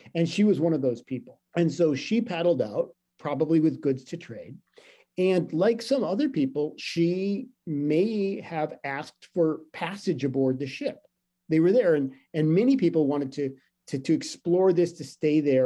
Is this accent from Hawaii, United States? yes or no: yes; Hawaii, United States; as a Hawaiian person